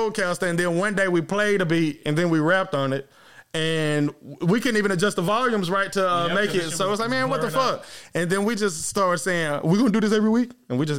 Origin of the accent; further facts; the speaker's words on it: Las Vegas, Nevada, United States; I lost my OJ bag on the trip to Vegas, bro. I'm from Vegas.